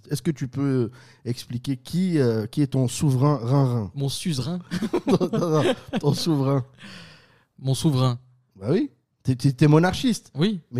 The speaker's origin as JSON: {"language": "French", "country": "Côte d’Ivoire", "said": "Oui, mais chez moi, en Côte d'Ivoire, c'est pas férié"}